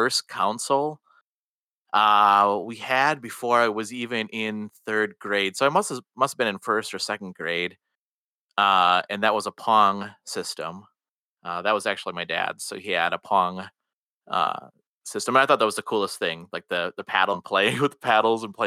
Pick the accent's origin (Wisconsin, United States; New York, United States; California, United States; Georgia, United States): Wisconsin, United States; I am from Wisconsin and I was raised in Wisconsin